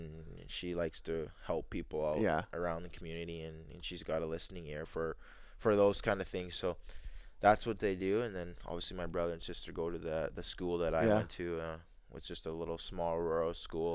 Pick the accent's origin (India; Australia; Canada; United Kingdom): Canada; Arborg, Manitoba; also born or lived in Jamaica; the area where I grew up in Arbourg area